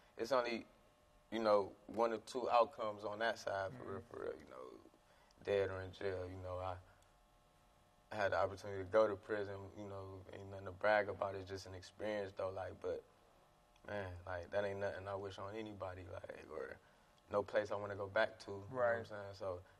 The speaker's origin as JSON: {"language": "English", "town": "East Cleveland", "region": "Ohio", "country": "United States", "tie": "born or raised there", "said": "It was tough. Like, you know, you just poverty."}